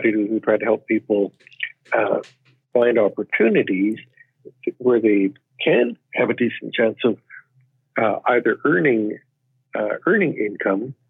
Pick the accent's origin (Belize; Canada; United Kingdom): Canada; I am Chinese Canadian